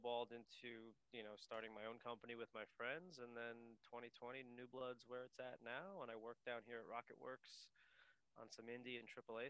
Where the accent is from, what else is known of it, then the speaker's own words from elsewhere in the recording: Long Island, New York, United States; moved away as an adult; also born or lived in Los Angeles, United States; now in Dunedin, New Zealand; I'm from New York and I lived in LA for the last 10 years.